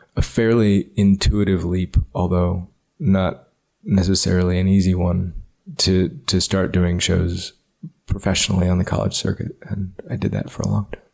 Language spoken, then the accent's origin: English; Ames, Iowa, United States; I grew up in Ames, Iowa